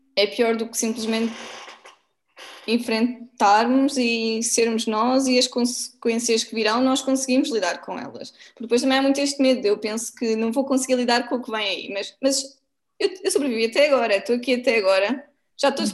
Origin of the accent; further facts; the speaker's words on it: Portugal; como portuguesa